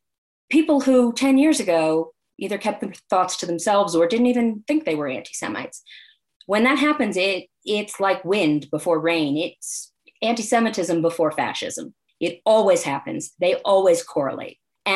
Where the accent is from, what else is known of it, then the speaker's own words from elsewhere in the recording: United States; where am I from? I was born here. I'm American.